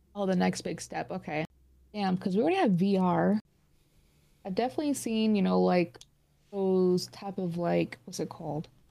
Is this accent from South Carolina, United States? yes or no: no; Phoenix, Arizona, United States; I'm from Phoenix, Arizona.